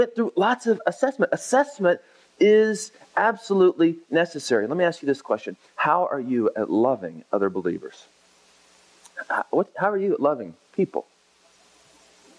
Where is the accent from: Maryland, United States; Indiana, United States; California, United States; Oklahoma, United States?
Oklahoma, United States; now in Texas, United States; I grew up in Oklahoma, and I live now in Texas